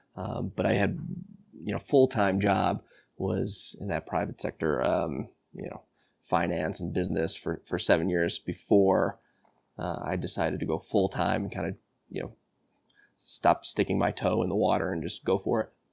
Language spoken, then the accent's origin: English; Buffalo Grove, Illinois, United States; grew up uh, Buffalo Grove, Illinois, a northwest suburb of Chicago